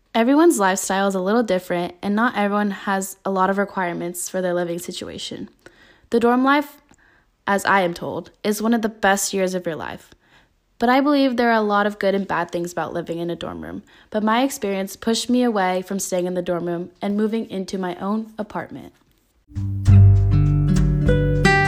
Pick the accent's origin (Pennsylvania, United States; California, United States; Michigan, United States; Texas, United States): California, United States; Northern; moved away as an adult; now in Tempe, United States; I am originally from Northern California and decided to move to Arizona to further my education